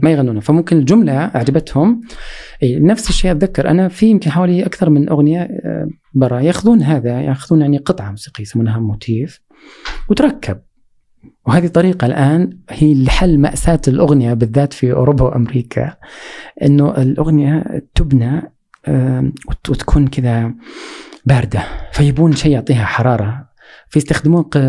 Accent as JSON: {"language": "Arabic", "country": "Saudi Arabia", "said": "عندنا في السعوديه"}